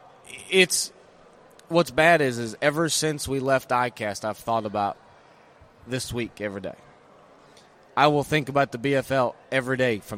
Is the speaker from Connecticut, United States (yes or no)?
no; Guntersville, Alabama, United States; growing up on Gundersville